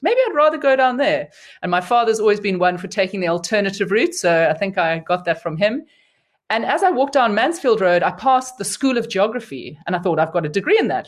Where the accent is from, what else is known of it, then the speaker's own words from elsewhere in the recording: Cape Town, Western Cape, South Africa; I grew up in Cape Town, and so was, you know, um, in my home city for my undergrad degree